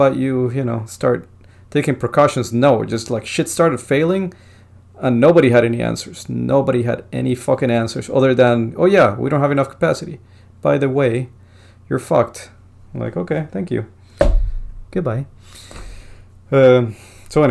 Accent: Bogotá, Colombia; moved away; I was born in Bogota

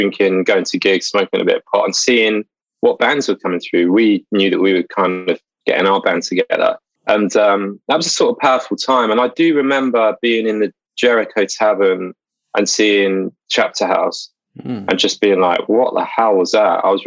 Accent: England, United Kingdom; I'm an Englishman

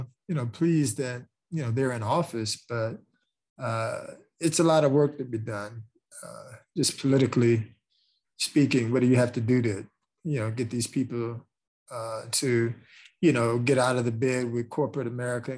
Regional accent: Chicago, Illinois, United States; I'm from Chicago, Illinois, born and raised

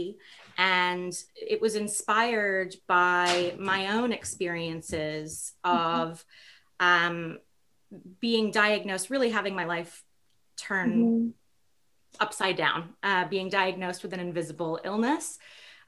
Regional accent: New York City, New York, United States; I grew up in New York City

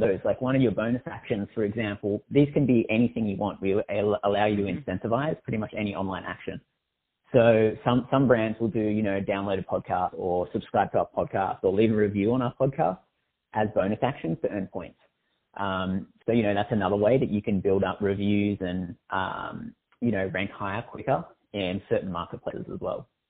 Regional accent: Australia; I'm Australian

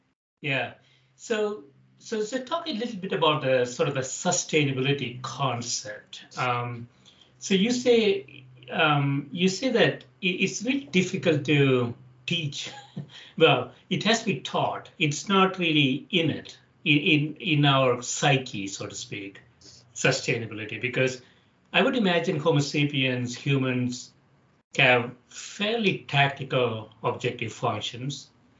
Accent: India; also born or lived in Chicago / Atlanta / Dallas / San Francisco; now in Connecticut, United States; as I came to Chicago from India, and then I spent some time in Atlanta, Dallas, San Francisco. Now I live in a small city in Connecticut with 50,000 population.

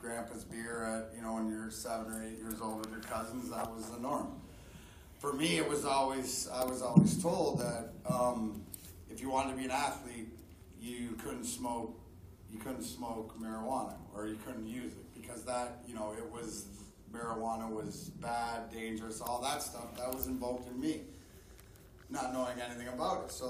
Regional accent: Windsor, Ontario, Canada; also born or lived in Vancouver; I was born in 72 in Vancouver, but I grew up in just outside of Windsor, Ontario, which is borders Detroit

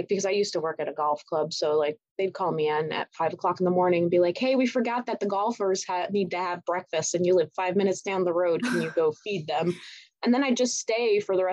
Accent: Parma, Emilia-Romagna, Italy; now in United States; I was born and raised in Italy, in the mountains of Parma, so up in the northern area

